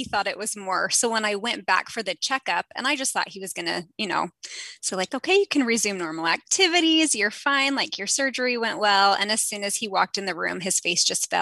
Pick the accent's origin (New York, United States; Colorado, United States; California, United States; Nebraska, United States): California, United States; Southern; I grew up in Southern California.